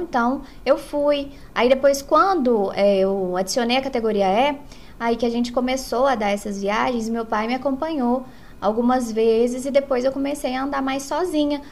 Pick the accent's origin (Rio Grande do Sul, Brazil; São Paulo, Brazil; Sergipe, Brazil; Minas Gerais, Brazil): Minas Gerais, Brazil; south of; now in Arcos, Brazil; eu não sou natural de Arcos, eu moro em Arcos há 21 anos. Eu sou do sul de Minas